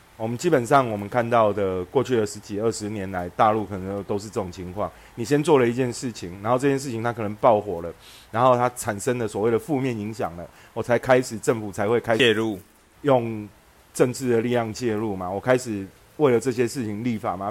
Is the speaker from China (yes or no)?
no; Xinzhuang, New Taipei, Taiwan; 我的户籍就是被从新庄迁到台北的赤峰街啊